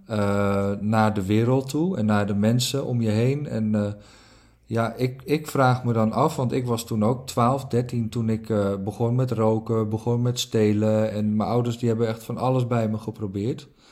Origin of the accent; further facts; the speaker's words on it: Netherlands; also born or lived in Norway; ik ben geboren in Noorwegen en, en, en toen, ik, toen, ik, toen ik vier was, na nou, 2,5 jaar oud, is mijn moeder gescheiden van mijn vader. En toen kort daarna leerde mijn moeder eh, een Nederlander kennen op vakantie. En binnen no time eh, zijn we verhuisd van Noorwegen naar Nederland.